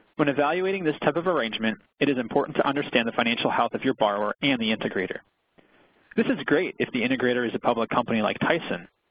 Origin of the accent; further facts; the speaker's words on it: Pennsylvania, United States; my home state of Pennsylvania